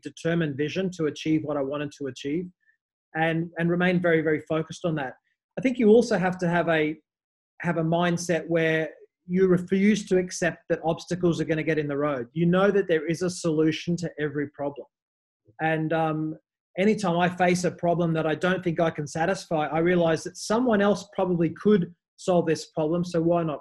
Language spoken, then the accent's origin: English; Australia; moved away as an adult; also born or lived in Dubai / Mumbai; I'm Australian. I first left Australia in 2008